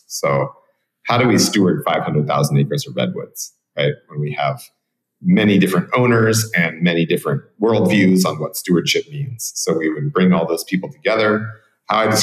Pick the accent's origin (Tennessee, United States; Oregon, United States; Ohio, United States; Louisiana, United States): Oregon, United States; Portland; moved away as an adult; now in Guanacaste, Costa Rica; I come from Cascadia, which is Portland, Oregon, where I was born and raised. And I now live in Guanacaste on the west coast of Costa Rica